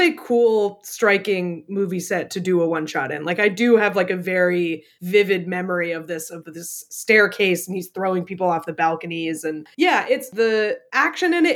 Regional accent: New Hampshire, United States; my home state of New Hampshire

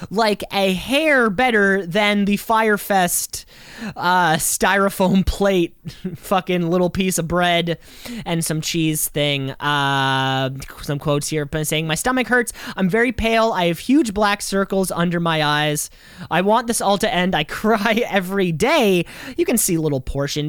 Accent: Canada; We are so deeply ingrained in being Canadian.

